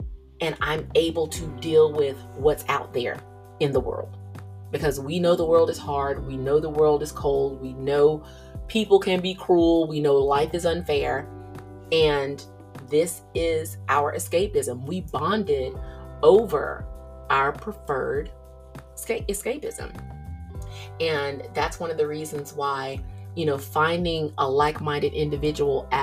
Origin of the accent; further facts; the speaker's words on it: Georgia, United States; me coming from the South, I'm from Georgia.